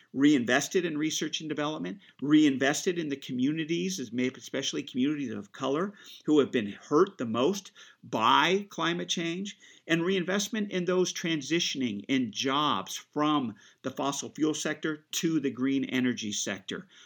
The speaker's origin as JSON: {"language": "English", "area": "Central Coast", "region": "California", "country": "United States", "tie": "born or raised there", "said": "I grew up here on the Central Coast. Um, you know, this is all I know. This is the only place I've called home"}